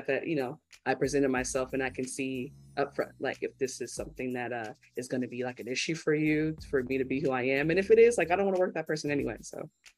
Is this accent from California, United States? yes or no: yes; California, United States; accent: Californian; because I'm from California. So obviously, like, I sound like a Californian